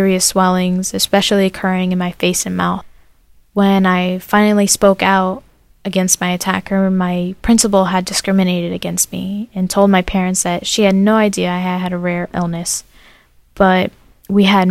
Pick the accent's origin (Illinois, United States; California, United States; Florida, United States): Florida, United States; Fort Myers; also born or lived in New York; I'm from Fort Myers, Florida, and I'm 19 years old